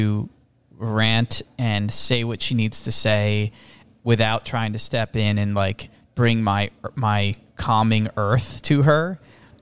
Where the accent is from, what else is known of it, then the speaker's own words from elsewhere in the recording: Toms River, New Jersey, United States; also born or lived in New York City, New York; now in Doylestown, United States; We grew up in Toms River, New Jersey.